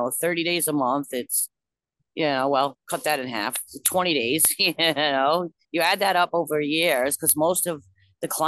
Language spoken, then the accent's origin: English; Newport, Rhode Island, United States; I'm from Newport